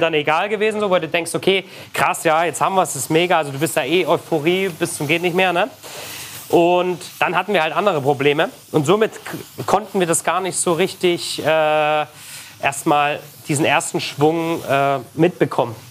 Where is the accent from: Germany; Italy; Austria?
Germany; the East, eastern Germany; Ich komme aus dem Osten, da wurde immer Lecho draus gemacht